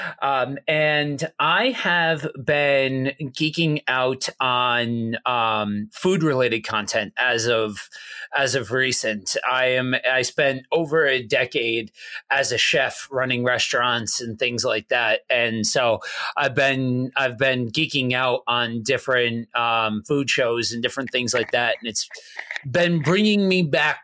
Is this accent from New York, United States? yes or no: no; Pennsylvania, United States; moved away as an adult; also born or lived in Minnesota; I'm from Pennsylvania, so I grew up with hearing about this and experiencing this